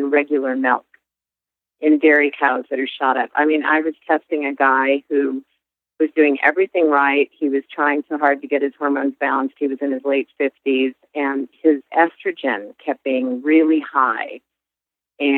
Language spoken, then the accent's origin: English; United States; we Americans